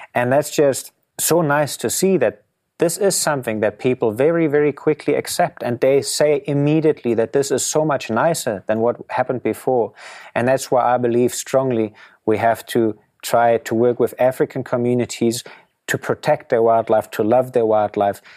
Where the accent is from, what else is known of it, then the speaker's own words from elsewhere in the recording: Germany; moved away as an adult; growing up in Germany